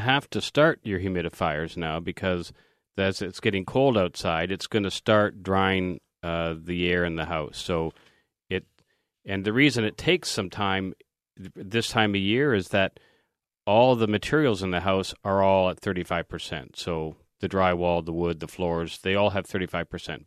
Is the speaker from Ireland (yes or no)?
no; Canada; as a Canadian